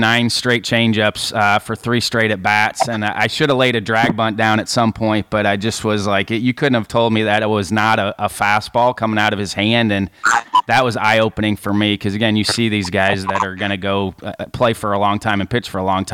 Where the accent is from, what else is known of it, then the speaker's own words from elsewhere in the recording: Midwest, United States; I'm from the Midwest